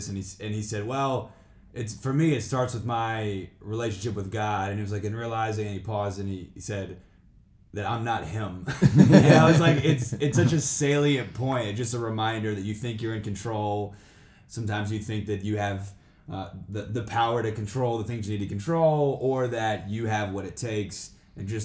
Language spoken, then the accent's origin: English; Louisiana, United States; moved away; I'm originally from Louisiana